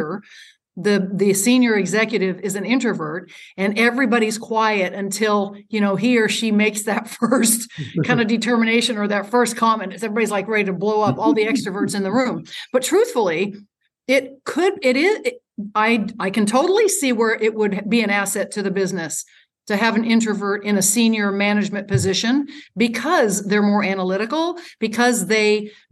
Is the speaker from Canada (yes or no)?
no; United States